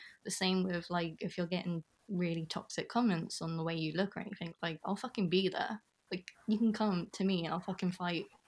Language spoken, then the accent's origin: English; United Kingdom; accent: British; my British accent